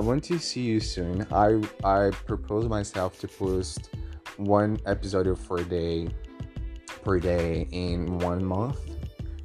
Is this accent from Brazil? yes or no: yes; Bahia, Brazil; English is a second language; moved away; I'm from Bahia